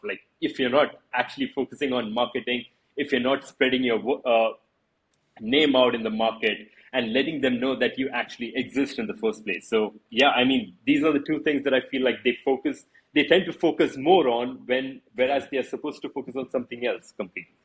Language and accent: English; India; I'm from India.